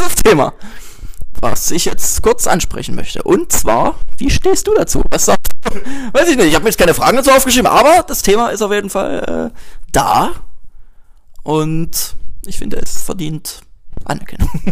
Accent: Dresden, Saxony, Germany; ich komme aus Dresden

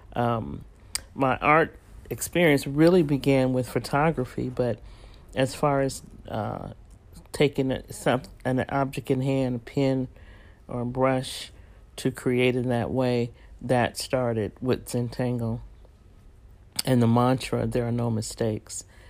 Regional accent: San Francisco, California, United States; moved away; also born or lived in Texas; raised in San Francisco and San Jose

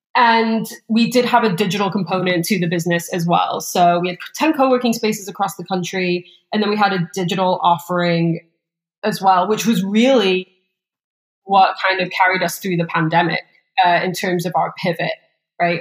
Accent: England, United Kingdom; moved away as an adult; also born or lived in Scottsdale, Arizona, United States; now in Los Angeles, United States; I was raised in a pretty small town in England

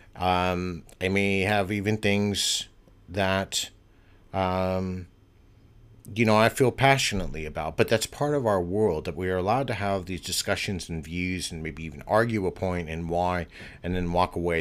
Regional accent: United States; moved away; I'm American and I'm living abroad

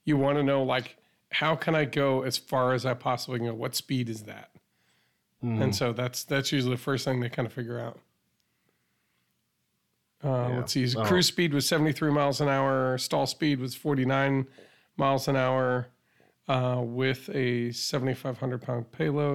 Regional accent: near Deep River, Connecticut, United States; moved away; also born or lived in Willow Grove, Pennsylvania; Pratt Reed of Deep River, Connecticut. So that's one place near my hometown

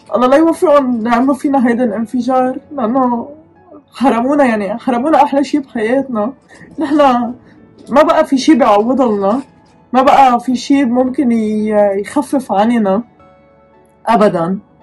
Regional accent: Lebanon; moved away; نحن لبنانية لازم ننزل نتعالج ببلدنا

